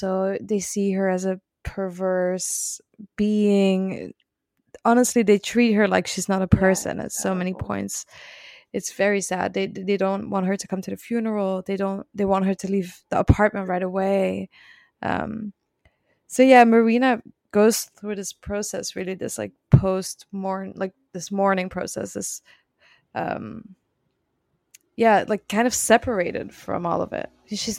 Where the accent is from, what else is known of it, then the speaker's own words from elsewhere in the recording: Belgium; English is a second language; Yes. Sorry. Sorry to disappoint. Anyway, I learned English by watching Friends, so if that helps.